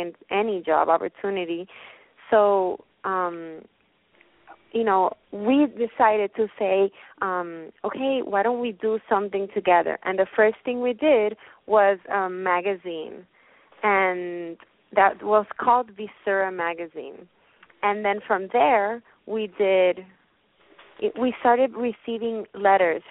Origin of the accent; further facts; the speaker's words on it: Puerto Rico; moved away as an adult; now in New York, United States; I was born in Puerto Rico, and I moved to New York because I wanted to work for the photography realm.